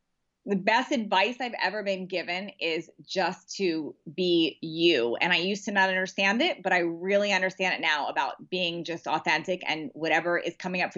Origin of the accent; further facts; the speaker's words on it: Washington, District of Columbia, United States; now in San Diego, United States; Washington, D.C.